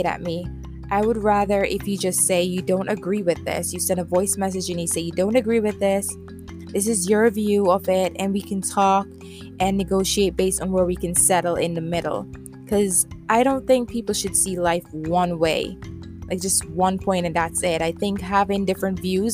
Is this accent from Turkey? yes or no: no; Jamaica; accent: Jamaican Creole; I am from the island, the sweet island, Jamaica, a small island